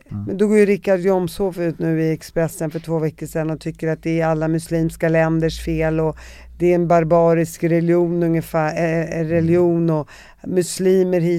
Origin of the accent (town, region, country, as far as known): Damascus, Syria; born or raised there